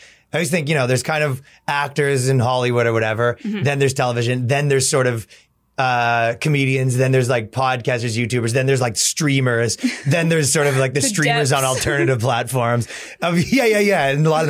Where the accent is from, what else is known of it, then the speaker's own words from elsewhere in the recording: Toronto, Ontario, Canada; moved away as an adult; now in United States; So yeah, I came from Toronto and I was doing a lot of this stuff for a really long time over there. And when I came to America, I just kind of did all the same stuff, but here.